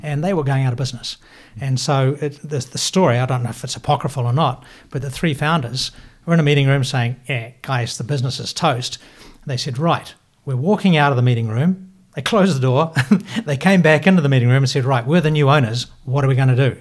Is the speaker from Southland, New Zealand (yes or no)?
yes; Invercargill, Southland, New Zealand; moved away as an adult; also born or lived in United States; now in Auckland, New Zealand; I'm from Invercargill.